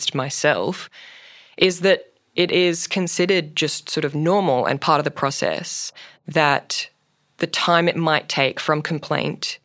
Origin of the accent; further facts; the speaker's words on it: Queensland, Australia; my home state of Queensland